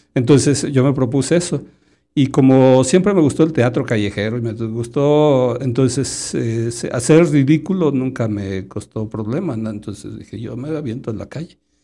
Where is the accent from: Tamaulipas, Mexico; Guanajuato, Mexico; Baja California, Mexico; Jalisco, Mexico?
Jalisco, Mexico; Sayula; also born or lived in Lagunilla, Tapalpa, Jalisco / Guadalajara, Jalisco; de Guadalajara a los, vamos a decir, como a los siete, siete, ocho años, y ya me fui a vivir a Sayula, al barrio de la Cande